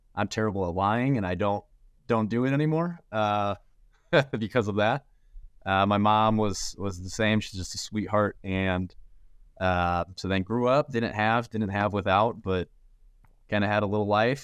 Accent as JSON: {"language": "English", "town": "St. Louis", "region": "Missouri", "country": "United States", "tie": "born or raised there", "said": "I'm from Saint Louis, grew, born and raised"}